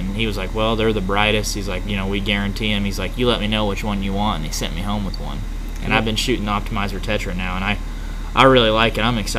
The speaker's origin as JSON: {"language": "English", "area": "Vinita", "region": "Oklahoma", "country": "United States", "said": "We got the Air Force Base, a lot of agriculture, small town. I'm from Veneta"}